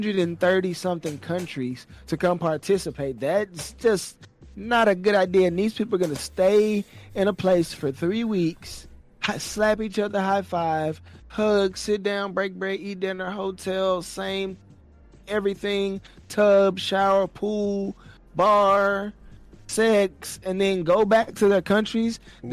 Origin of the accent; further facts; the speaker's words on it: Texas, United States; also born or lived in Virginia / Tampa, Florida; I'm from Texas. I've been here the majority of my life. I've lived in Virginia. I've lived in Tampa, Florida.